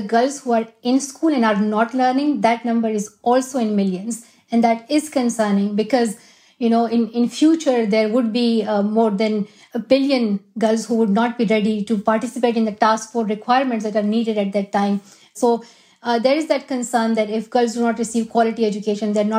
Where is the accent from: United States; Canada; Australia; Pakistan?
Pakistan; Swat Valley, Khyber Pakhtunkhwa; moved away; That is my home country. And I love where I'm from. Swat Valley